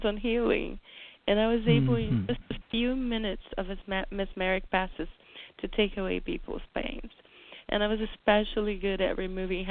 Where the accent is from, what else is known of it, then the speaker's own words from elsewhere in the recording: Brazil; moved away; as a child growing up in Brazil